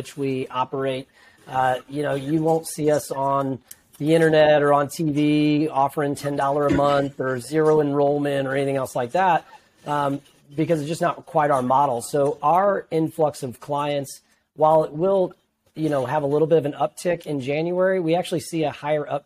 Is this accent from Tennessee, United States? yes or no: no; Peoria, Illinois, United States; moved away as an adult; now in Metro East, Illinois, United States; I'm from the Peoria area originally